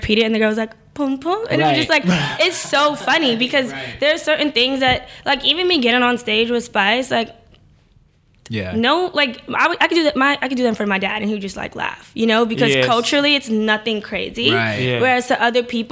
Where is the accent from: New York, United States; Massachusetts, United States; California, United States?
New York, United States; New York City; I grew up with my grandmother in Brooklyn